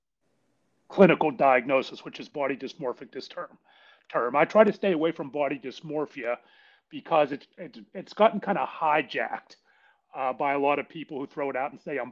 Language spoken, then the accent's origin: English; Pittsburgh, Pennsylvania, United States; I was born and raised in Pittsburgh, PA